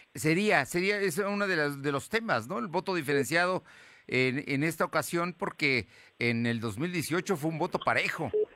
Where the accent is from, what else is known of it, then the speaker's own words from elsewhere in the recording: Mexico; somos mexicanos todos y aquí vivimos